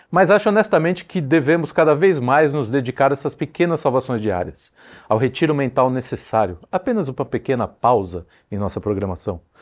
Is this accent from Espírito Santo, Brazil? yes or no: no; São Paulo, Brazil; Eu sou de São Paulo, então eu permito ao amigo transferir essa impressão à avenida barulhenta de sua preferência.